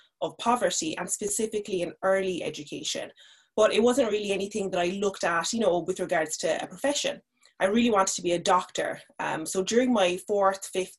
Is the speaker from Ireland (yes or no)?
yes; Cork, Munster, Ireland; also born or lived in Nigeria; I grew up in Cork. I'm originally from Nigeria.